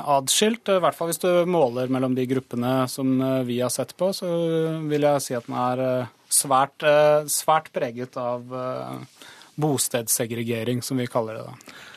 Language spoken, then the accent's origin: Norwegian; Oslo, Norway; Da jeg vokste opp på Oslo østkant